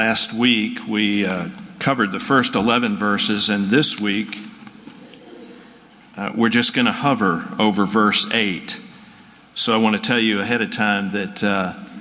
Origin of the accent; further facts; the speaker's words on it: Atlanta, Georgia, United States; moved away; I was brought up in Atlanta